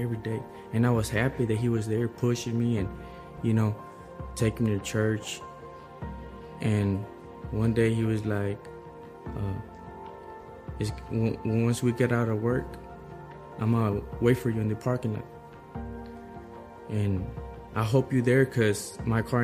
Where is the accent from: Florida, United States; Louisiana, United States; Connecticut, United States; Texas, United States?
Texas, United States; Waco; I'm from Waco, Texas